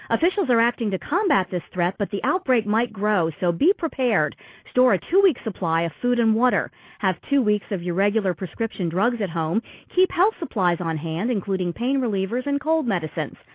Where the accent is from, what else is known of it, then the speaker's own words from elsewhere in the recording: Michigan, United States; now in Vancouver; And I'm a transplant from Michigan here in Vancouver and loving it.